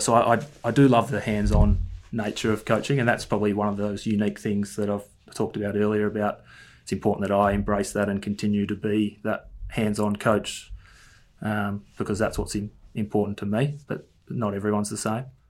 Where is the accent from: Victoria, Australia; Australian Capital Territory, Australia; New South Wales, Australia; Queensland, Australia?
Victoria, Australia; Ferntree Gully; I grew up in Ferntree Gully